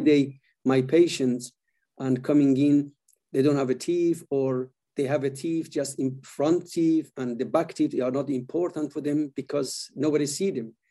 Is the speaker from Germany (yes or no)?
no; Iran; moved away as an adult; also born or lived in Sweden; was born in Iran and uh, I moved when I was quite young to Sweden to study